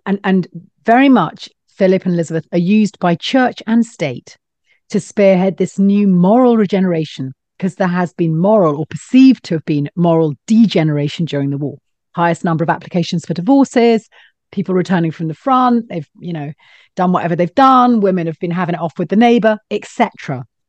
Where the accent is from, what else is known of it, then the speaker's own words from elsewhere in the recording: Scotland, United Kingdom; I grew up in Scotland and my dad worked for a laird